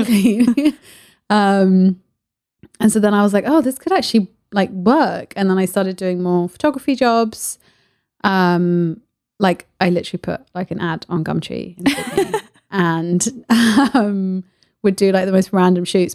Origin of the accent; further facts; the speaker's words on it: Paris, Île-de-France, France; moved away; I grew up in Paris. My mum was an artist, so we, you know, me and my sister grew up going to all the galleries